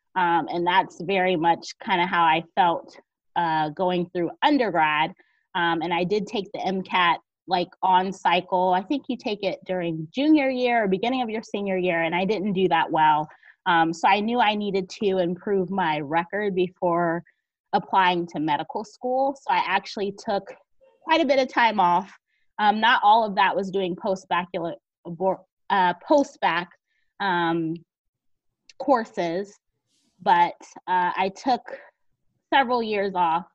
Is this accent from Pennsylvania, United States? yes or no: no; Georgia, United States; moved away; also born or lived in Northeastern United States / South Jersey; I'm originally from Georgia, but most of all, well, all of my education has been in the north or in the northeast